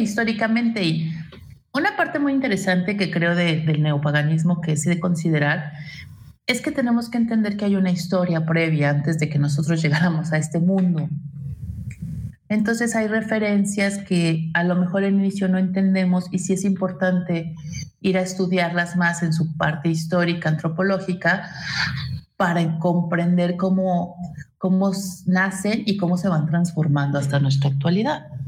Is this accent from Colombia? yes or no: no; Mexico; de nacimiento soy italo mexicano entonces mis tradiciones son mixtas